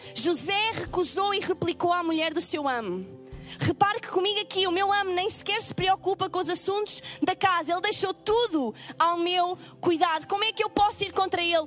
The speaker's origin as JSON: {"language": "Portuguese", "country": "Portugal", "said": "eu sou de Portugal"}